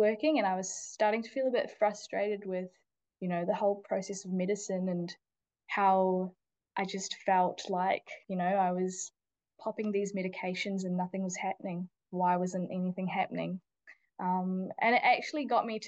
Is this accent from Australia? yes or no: no; New Zealand; also born or lived in India; So I was born in India, but I grew up mostly in New Zealand